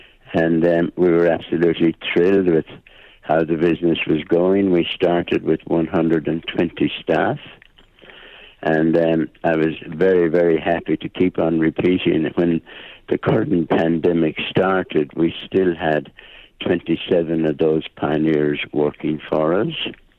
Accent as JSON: {"language": "English", "country": "Ireland", "accent": "Irish", "moved": "as an adult", "lives_now": "Dubai, United Arab Emirates", "said": "the UAE is definitely home to me, although I'm still as Irish can be, and will never go away."}